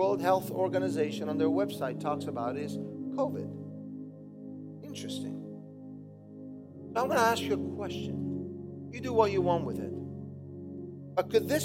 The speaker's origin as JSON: {"language": "English", "region": "Southern Italy", "country": "Italy", "moved": "yes", "said": "I'm a southern boy from another country, Italy."}